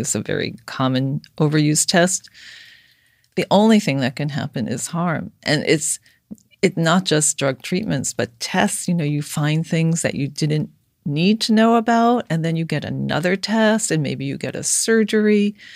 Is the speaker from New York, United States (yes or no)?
yes; New York City, New York, United States; I grew up in Brooklyn